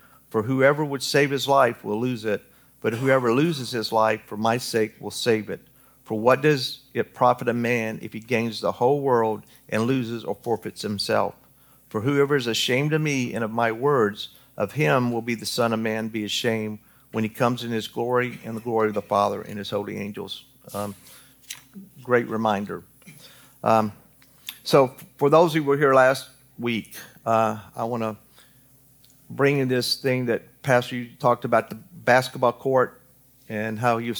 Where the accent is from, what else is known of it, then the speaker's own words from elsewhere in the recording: Newton, Kansas, United States; born there; I was born in Newton, Kansas. And no, I'm not a Kansas fan. I'm Kentucky all the way, 100%. I just happened to be born there.